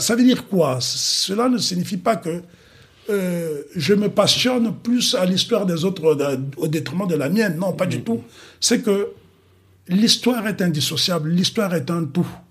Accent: Republic of the Congo; moved away; Je suis né au Congo brazzaville

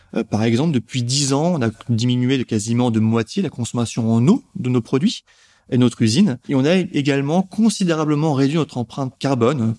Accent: France; la soupe fait partie de notre histoire et de notre consommation en tant que Français

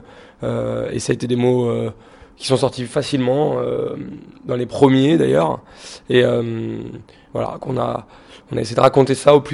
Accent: Lyon, Auvergne-Rhône-Alpes, France; parce qu'on vient de la Presqu'île, de Lyon. Et c'est un peu le siège. Euh, on travaille dans la presqu'île, on vit dans la presqu'île.

